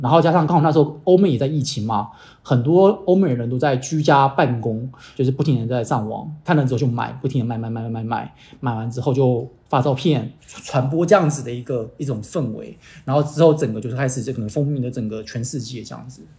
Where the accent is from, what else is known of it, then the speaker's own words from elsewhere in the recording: Dongguan, Guangdong, China; moved away as an adult; also born or lived in Kaohsiung, Taiwan / United States; 我台湾小时候在台湾，我在东莞长大，然后那时候我刚刚东莞的时候，我觉得东莞好冷哦，其实才十五度而已，其实不冷。那可是过段时间之后，我就发现，哎，东莞其实不冷。我去了美国读书